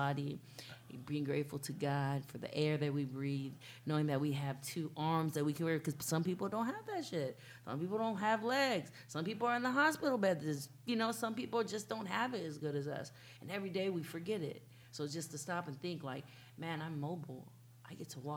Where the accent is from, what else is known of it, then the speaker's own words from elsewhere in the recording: Santa Clara, California, United States; I'm from Santa Clara